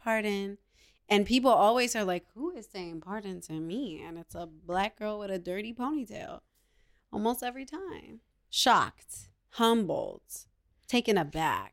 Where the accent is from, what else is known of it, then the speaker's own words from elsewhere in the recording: New York, United States; I'm a New Yorker